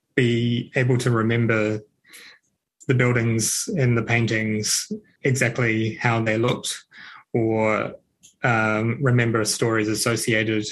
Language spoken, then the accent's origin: English; Christchurch, Canterbury, New Zealand; also born or lived in Whanganui; now in Ashburton, New Zealand; I'm a Canterburyan. I was raised in Christchurch, but I'm fairly new to the district